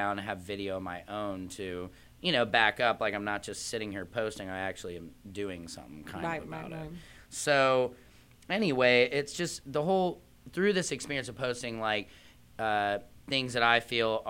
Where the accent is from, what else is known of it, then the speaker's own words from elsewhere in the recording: St. Louis, Missouri, United States; I'm from St. Louis